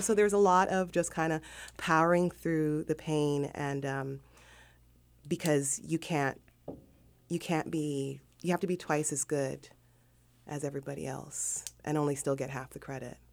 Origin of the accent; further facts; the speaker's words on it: Hawthorne, California, United States; also born or lived in Los Angeles; I grew up in South Central LA and um, a city called Hawthorne, which is adjacent to Inglewood